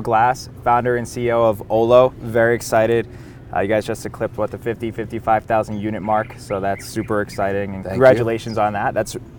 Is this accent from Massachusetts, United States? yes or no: yes; Boston, Massachusetts, United States; both Boston guys.